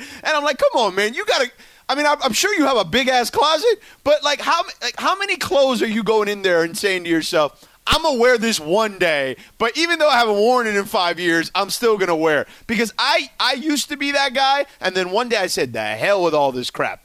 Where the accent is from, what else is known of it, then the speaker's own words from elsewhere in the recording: Miami, Florida, United States; growing up in Miami, I grew up a big Hurricanes fan